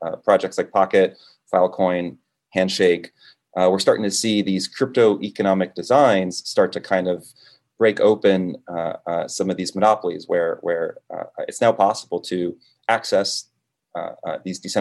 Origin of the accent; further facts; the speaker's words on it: Florida, United States; also born or lived in Dominican Republic; I was born in the Caribbean, in the Dominican Republic, moved to Florida when I was about 2 years old